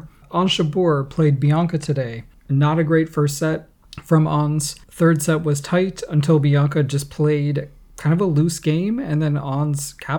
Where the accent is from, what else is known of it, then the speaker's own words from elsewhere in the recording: United States; I'm American.